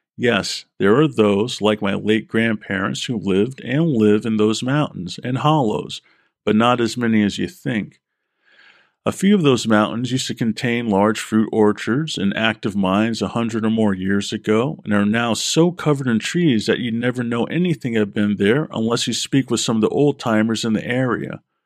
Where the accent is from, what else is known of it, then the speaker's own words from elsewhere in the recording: Vermont, United States; I was born in Vermont, have family in central Vermont